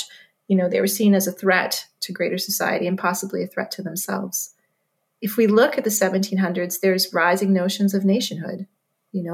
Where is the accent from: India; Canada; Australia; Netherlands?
Canada; Manitoba; moved away; I grew up in Manitoba